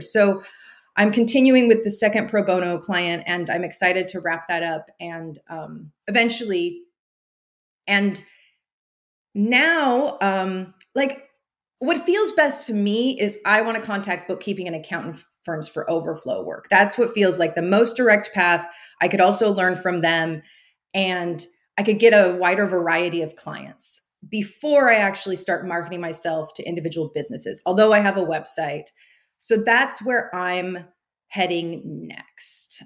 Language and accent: English; Central Valley, California, United States; moved away as an adult; also born or lived in Pacific Northwest; I grew up in California in the Central Valley